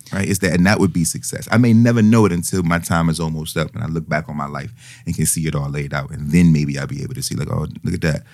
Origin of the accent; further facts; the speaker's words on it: United States; I'm I'm an American, obviously, and yeah, I'm very American.